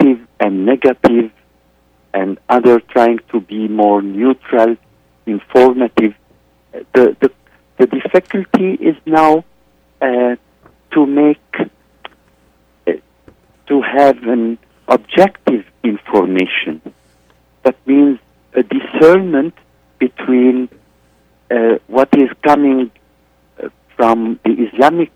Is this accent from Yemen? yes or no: no; Egypt; now in Beirut, Lebanon; I am in Beirut, Lebanon. I'm originally from Egypt